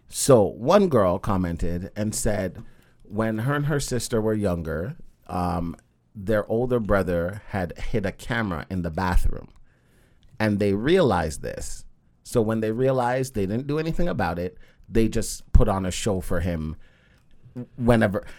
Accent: Jamaica; I am a Jamaican man

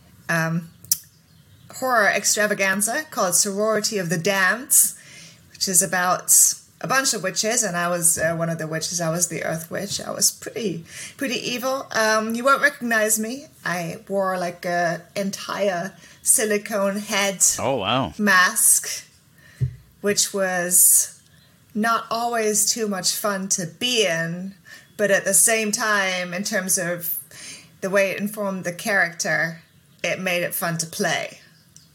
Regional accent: Germany; moved away as an adult; also born or lived in England; now in Los Angeles, United States; I grew up in Germany, but I'm English

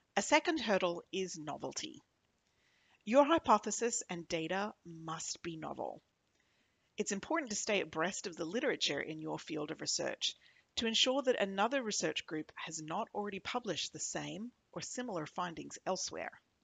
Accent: Australia; now in New York, United States; I'm Australian, a microbiologist

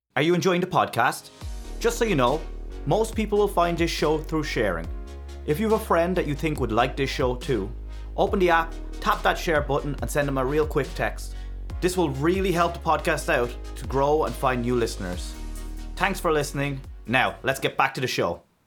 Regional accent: Ireland; I'm from Ireland

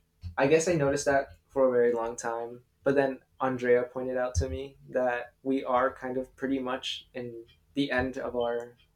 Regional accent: Montana, United States; I'm from Montana.

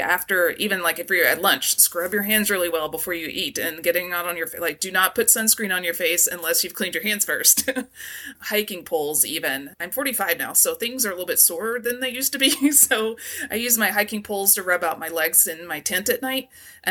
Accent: East Coast, United States; I grew up on the East mm-hmm. Coast, and I was highly allergic to poison ivy

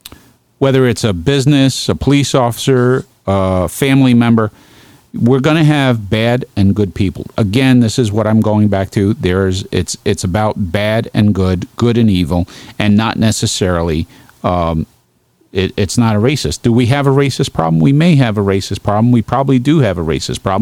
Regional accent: Brooklyn, New York, United States; now in Geneva, United States; My hometown, Brooklyn

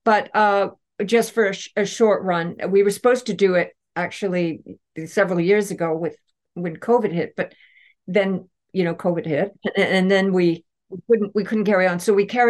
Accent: Canada; I'm Canadian.

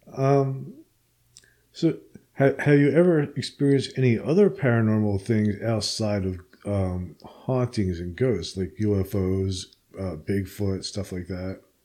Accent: Princeton, New Jersey, United States; moved away; I'm from uh, central Jersey originally

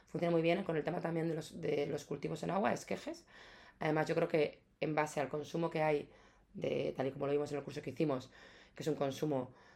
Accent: Ciudad Real, Castilla-La Mancha, Spain; now in Madrid, Spain; vengo de, de, de, de Castilla, yo soy de Portugal, Ciudad Real, mis padres son, son gallegos

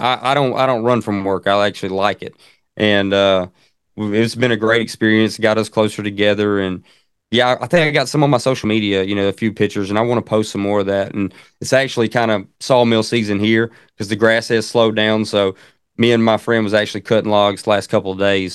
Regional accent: Central Alabama, United States; I'm from Central Alabama. You probably can tell with the accent.

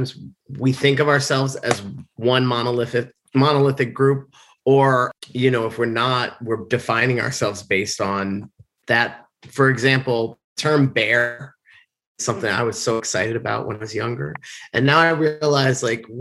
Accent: Bethesda, Maryland, United States; now in New York City, United States; I'm originally from Bethesda, Maryland. Now I live in New York City

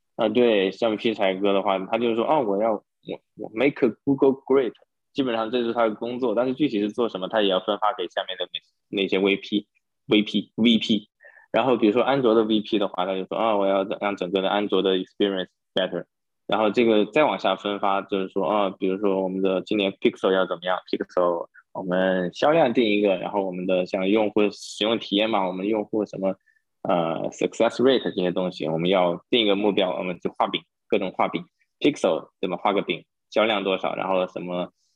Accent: China; now in San Francisco Bay Area, United States; 作为中国人，我们最擅长的就是刷题

